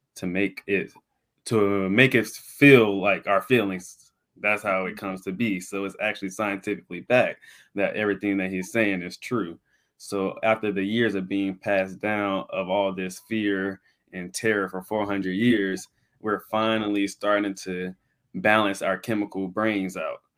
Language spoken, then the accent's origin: English; Pensacola, Florida, United States; I'm born and raised in Pensacola, Florida